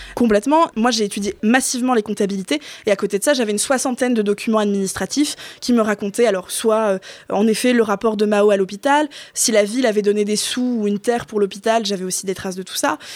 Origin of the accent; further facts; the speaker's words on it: Flanders, Hauts-de-France, France; also born or lived in Artois; je suis revenue euh, sur mes terres, j'ai quitté l'Artois pour revenir en Flandre